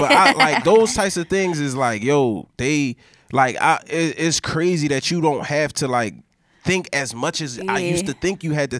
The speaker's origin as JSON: {"language": "English", "town": "Philadelphia", "region": "Pennsylvania", "country": "United States", "said": "I'm from North."}